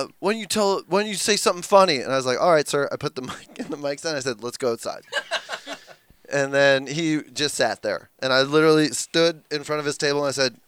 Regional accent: Canada; now in United States; I'm a Canadian.

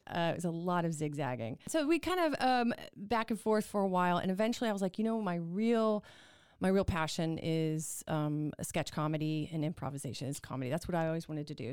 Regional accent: Houston, Texas, United States; also born or lived in New York; now in Waco, United States; I grew up in Houston

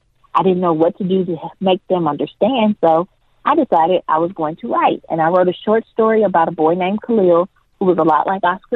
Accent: Jackson, Mississippi, United States; I grew up in Jackson, Mississippi.

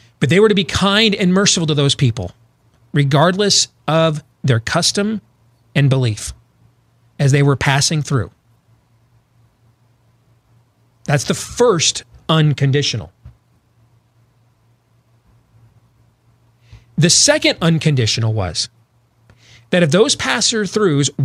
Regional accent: Iowa and Michigan, Midwest, United States; moved away; also born or lived in North Carolina; growing up in Iowa and Michigan

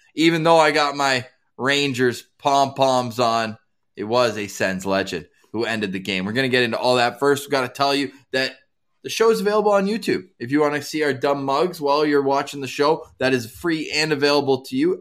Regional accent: Ottawa, Ontario, Canada; now in Winnipeg, Canada; born and raised in Ottawa

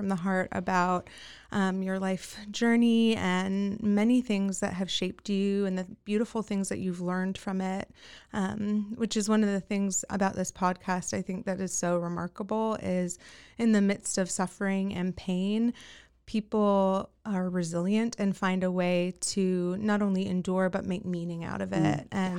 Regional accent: New Zealand; born and raised in New Zealand.

